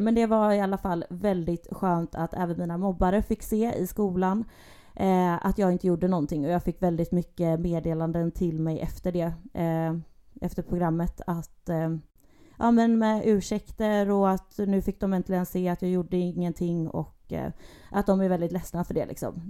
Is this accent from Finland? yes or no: no; Gothenburg, Västra Götaland, Sweden; Jag är född och uppväxt i Göteborg. Bor även i Göteborg at the moment